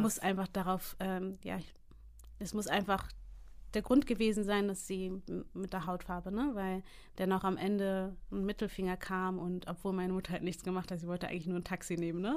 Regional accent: Hamburg, Germany; also born or lived in United States; in Hamburg geboren und aufgewachsen

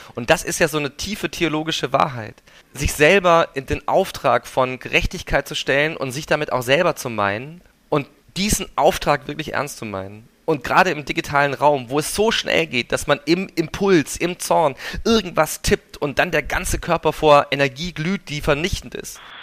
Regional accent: Swabia, Germany; now in Berlin, Germany; ich bin ja aus Schwaben

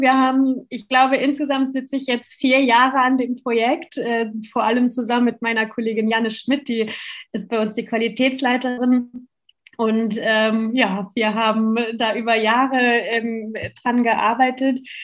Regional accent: Germany; bei uns in Deutschland

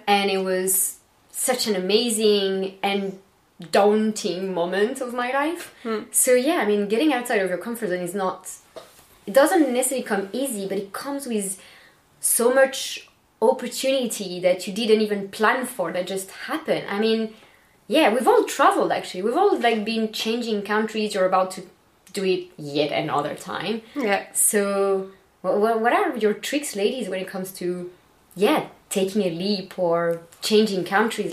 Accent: Bordeaux, Nouvelle-Aquitaine, France; moved away; I'm French, I'm from Bordeaux.

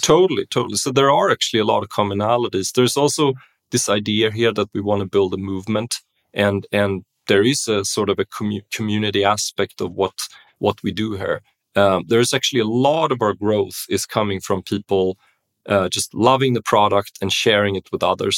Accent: Stockholm, Stockholm County, Sweden; moved away; also born or lived in Berlin; I grew up in Stockholm, um, Sweden, you know, b-, born and raised

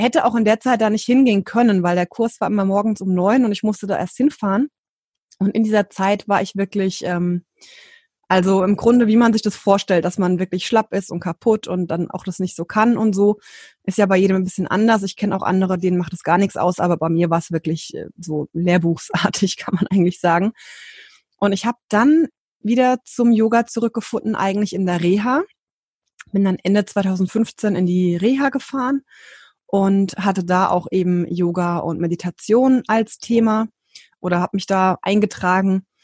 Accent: Hesse, Germany; ähm, jetzt aktuell 37 und ich komme aus dem Rhein-Main-Gebiet in Deutschland.

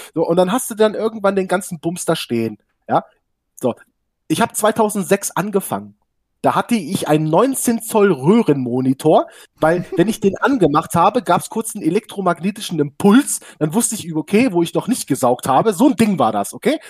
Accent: Hanover, Lower Saxony, Germany; ich komme aus dem Raum Hannover

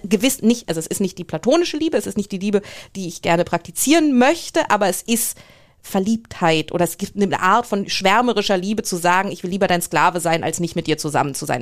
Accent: Germany; moved away as an adult; also born or lived in England; als Deutscher

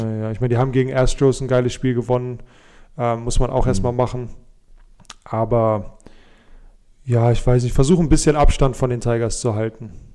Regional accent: Germany; uns als Deutsche

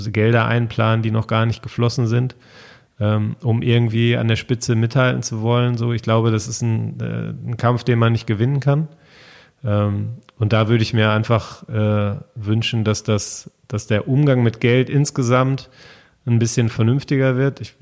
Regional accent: North Rhine-Westphalia, Germany; also ich bin ja mitten im Ruhrgebiet groß geworden

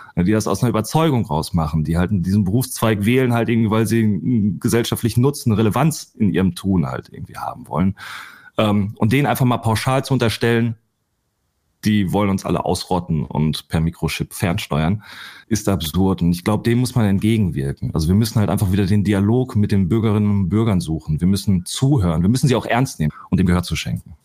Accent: Ruhr area, North Rhine-Westphalia, Germany; ich komme aus dem Ruhrgebiet

